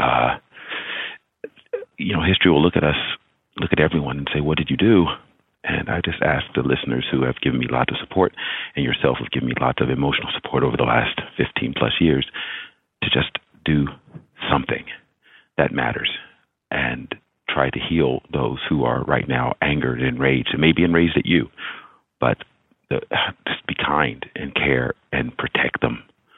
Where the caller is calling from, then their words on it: Tokyo, Japan; Hi, Dan. I'm calling from Tokyo.